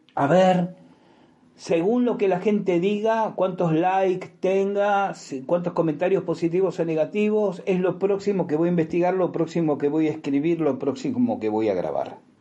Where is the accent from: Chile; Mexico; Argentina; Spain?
Argentina; en Argentina lo decimos